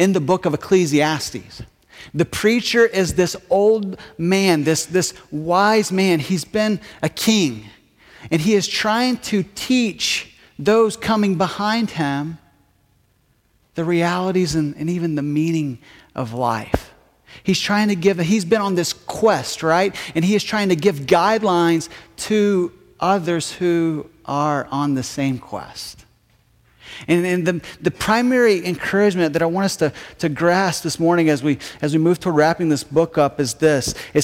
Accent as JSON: {"language": "English", "region": "Kentucky", "country": "United States", "tie": "born or raised there", "also_born_or_lived": "North Carolina", "moved": "as an adult", "lives_now": "Medford, United States", "said": "I grew up in Kentucky, spent the previous 6 years before moving here in North Carolina"}